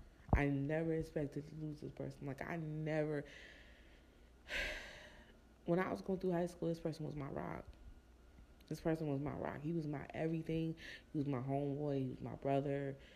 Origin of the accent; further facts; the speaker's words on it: New Jersey, United States; also born or lived in Florida; I came from Jersey and I was in Florida